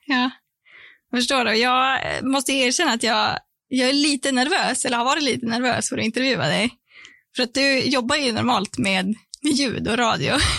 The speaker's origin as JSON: {"language": "Swedish", "town": "Sorsele", "region": "Västerbotten County", "country": "Sweden", "moved": "yes", "said": "jag är från eh, Sorsele, så det är det är du är från Norrbotten och jag är från Västerbotten"}